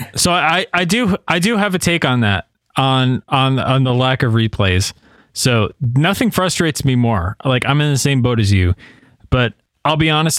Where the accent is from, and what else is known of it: New York, United States; born or raised there; now in Tennessee, United States